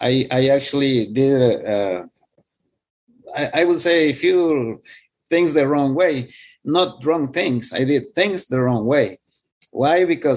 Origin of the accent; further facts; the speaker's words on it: India; He actually confused me with, he's from India. And I have I am from India as well. So he thought I was an Indian guy.